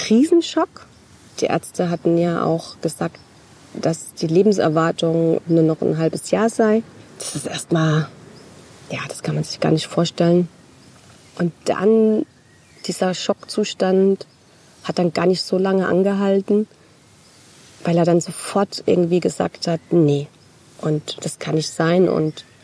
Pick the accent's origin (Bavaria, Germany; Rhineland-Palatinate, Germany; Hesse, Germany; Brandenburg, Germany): Rhineland-Palatinate, Germany; Großkarlbach; Also ich komme ja aus dem Nachbarort, aus Großkarlbach.